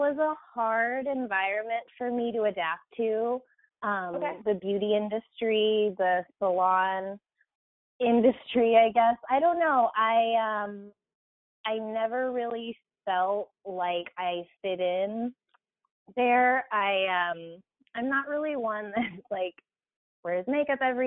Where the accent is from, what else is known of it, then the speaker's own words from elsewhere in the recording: Whittier, California, United States; also born or lived in Arkansas; I grew up in Southern California here in Whittier